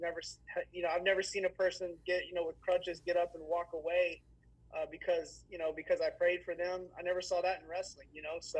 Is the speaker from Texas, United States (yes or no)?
yes; Fort Worth, Texas, United States; I was from Fort Worth